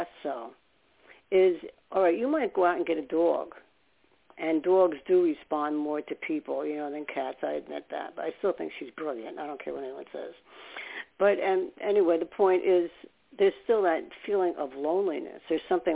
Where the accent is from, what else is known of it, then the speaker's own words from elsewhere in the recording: New York City, New York, United States; I was born in New York. And I was born upstate. And then we ended up moving to Staten Island. But we ended up in Brooklyn a lot